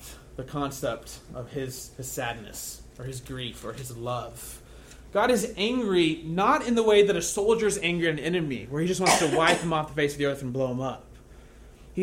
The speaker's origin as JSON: {"language": "English", "region": "the Bible Belt", "country": "United States", "tie": "born or raised there", "said": "I grew up in the Bible Belt"}